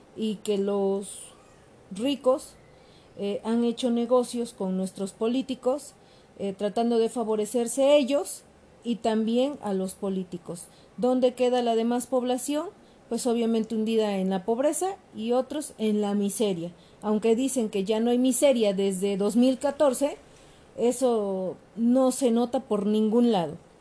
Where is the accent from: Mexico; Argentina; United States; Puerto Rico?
Mexico; yo también soy mexicana